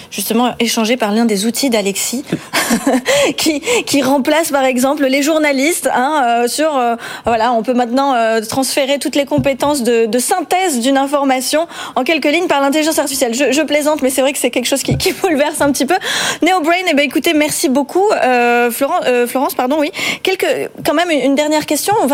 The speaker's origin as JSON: {"language": "French", "country": "France", "said": "Vous faites la fierté euh, de chez nous en France."}